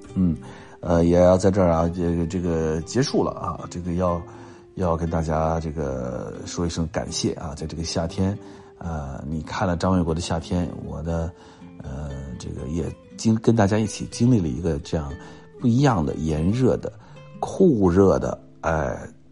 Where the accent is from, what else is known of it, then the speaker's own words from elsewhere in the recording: Nanchang, Jiangxi, China; 这个我是在南昌出生的啊，因为我小的时候文化大革命的时候，我，我爸爸在江西省化工作，所以我就出生在南昌